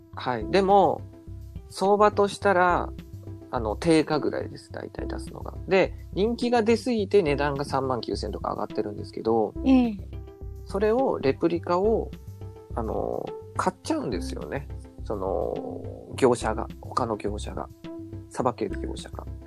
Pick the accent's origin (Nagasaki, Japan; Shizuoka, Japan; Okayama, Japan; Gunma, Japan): Nagasaki, Japan; 僕長崎なんですけど、えー、あの近所にねセルフ松尾っていうお店があったんですよ